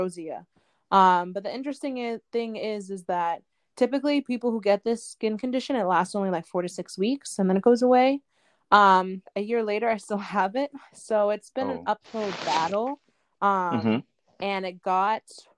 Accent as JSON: {"language": "English", "town": "Boston", "region": "Massachusetts", "country": "United States", "tie": "born or raised there", "also_born_or_lived": "Ithaca, New York", "said": "I was born and raised in the Boston area."}